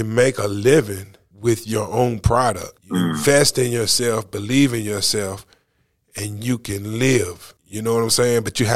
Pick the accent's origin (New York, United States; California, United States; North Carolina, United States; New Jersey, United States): North Carolina, United States; I'd be like, North Carolina